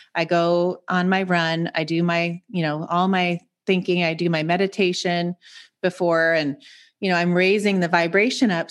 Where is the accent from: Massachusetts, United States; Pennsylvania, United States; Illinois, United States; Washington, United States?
Washington, United States; Seattle; moved away as an adult; also born or lived in Montana; now in San Diego, United States; I grew up in Seattle, so I'm from the Pacific Northwest